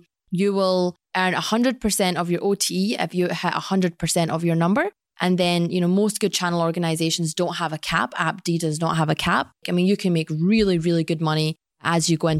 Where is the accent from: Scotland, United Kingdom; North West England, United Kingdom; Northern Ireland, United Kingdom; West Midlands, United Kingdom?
Scotland, United Kingdom; Glasgow; So I was born and raised in Scotland.